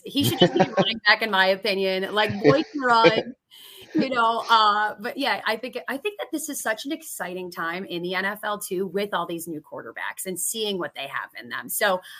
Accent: Buffalo, New York, United States; moved away; I'm also from Buffalo

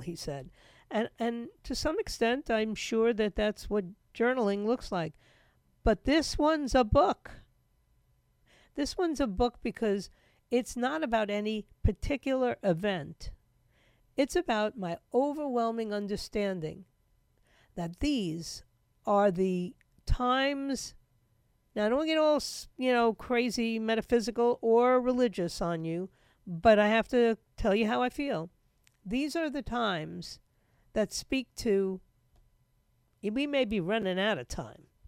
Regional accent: New York, United States; moved away; I grew up in the biggest city.

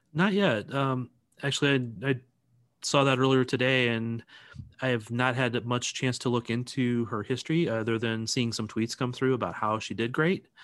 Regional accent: St. Louis, Missouri, United States; now in Kansas City, United States; I'm originally from Saint Louis

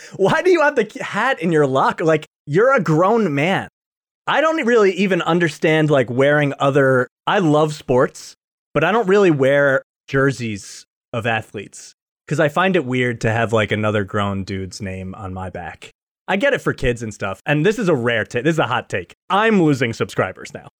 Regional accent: New York, United States; I'm a New Yorker

